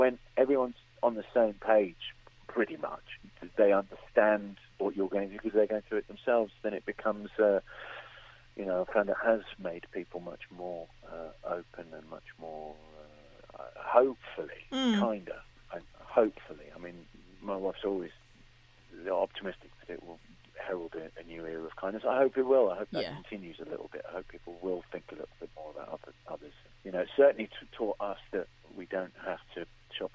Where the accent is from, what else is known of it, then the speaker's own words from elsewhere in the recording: London, United Kingdom; also born or lived in Belfast; growing up in London